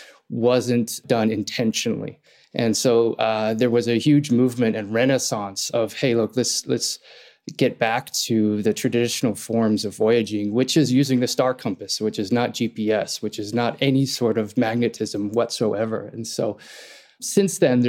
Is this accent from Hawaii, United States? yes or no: yes; Hawaii, United States; also born or lived in Ireland; I was born in Ireland, raised in Hawaii. That's where I'm talking to you from now